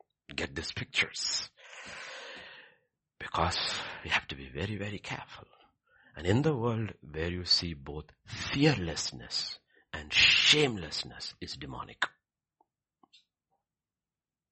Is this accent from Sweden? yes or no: no; Kerala, India; I'm from Kerala, where one third of the population is Christian